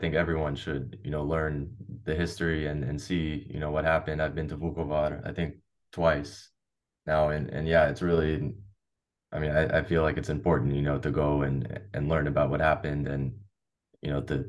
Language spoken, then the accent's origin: English; Los Angeles, California, United States; moved away as an adult; now in Croatia; the book I wrote, All Things Croatia, From Los Angeles to the Homeland. I talk about growing up in the Croatian diaspora and ultimately moving to Croatia to further connect with my roots.